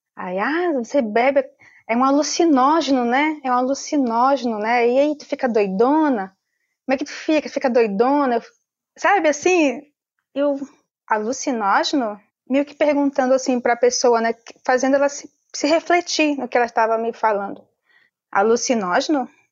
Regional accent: Amazonas, Brazil; sou filha do povo Omagua Cambeba, do estado do Amazonas. Meu povo está presente na Amazônia peruana, Amazônia colombiana e Amazônia brasileira. Eu sou da Amazônia brasileira.

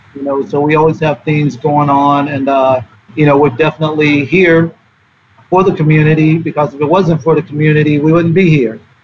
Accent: the South, United States; I grew up in the South

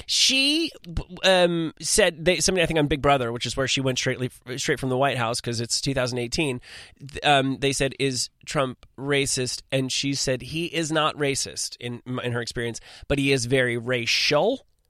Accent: New Jersey, United States; also born or lived in Manhattan, New York; I'm from New Jersey, but I went to high school in Manhattan

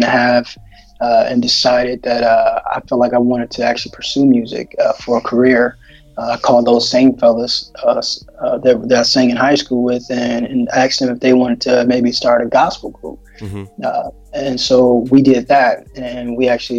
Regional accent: Detroit, Michigan, United States; now in Texas, United States; I'm born and raised in Detroit, Michigan

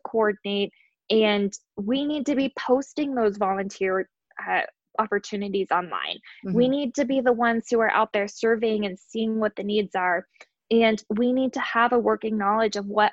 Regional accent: Nashville, Tennessee, United States; my hometown is Nashville, Tennessee

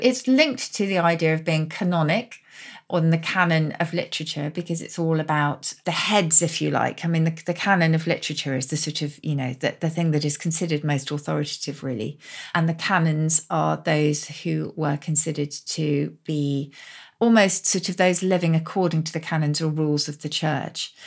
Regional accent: Oxford, South East England, United Kingdom; my hometown of Oxford

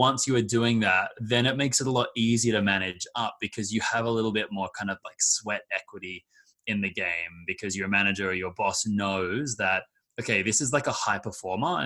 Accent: Australia; moved away; my background is I'm from Australia

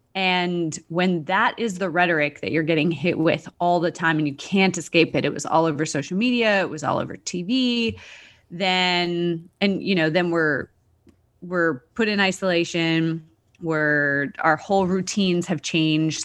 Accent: Canada; moved away as an adult; also born or lived in Australia; I'm from Canada originally, was living in Australia

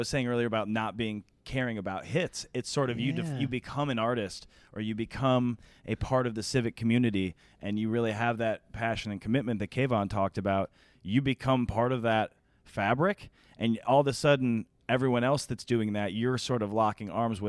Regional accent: Denver, Colorado, United States; Our difference kind of is that we're from Denver

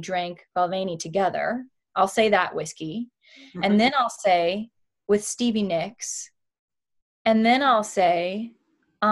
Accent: Miami, Florida, United States; moved away as an adult; now in Los Angeles, United States; growing up in Miami and sort of feeling like an outsider

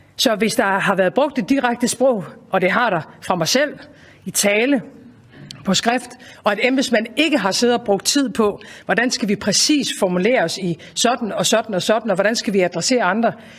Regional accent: Denmark; Vi plejer som danskere

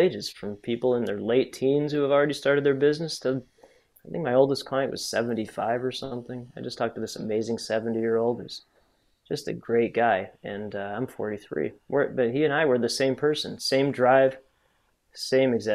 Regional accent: Chicago, Illinois, United States; I grew up currently in the North Shore of Chicago, which is a pretty affluent area.

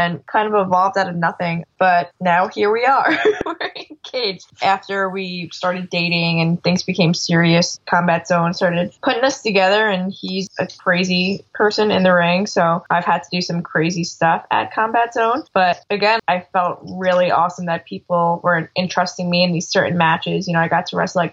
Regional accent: Dutchess Stadium, New York, United States; And I grew up watching baseball games at Dutchess Stadium.

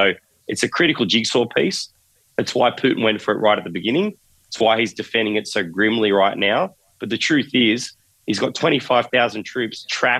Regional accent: Australia; now in Ukraine; especially me as an Aussie. I'm a wussy Aussie

